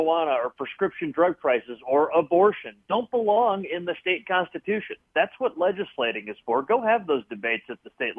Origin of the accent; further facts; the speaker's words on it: Copley Township, Ohio, United States; Born and raised in Copley Township